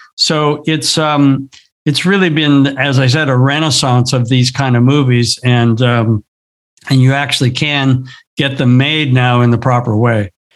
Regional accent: Southern California, United States; I grew up here in Southern California. I grew up in the surf scene.

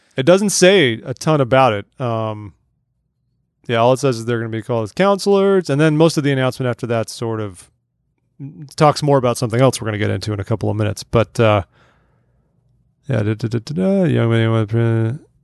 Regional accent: Southern California, United States; I grew up in Southern California

